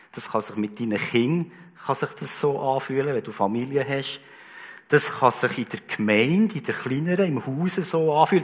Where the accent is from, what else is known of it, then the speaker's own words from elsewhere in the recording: Switzerland; bei uns in der Schweiz